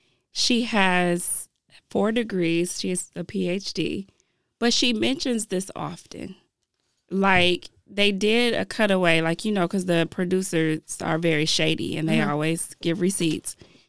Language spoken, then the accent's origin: English; Jamaica; Being Jamaican.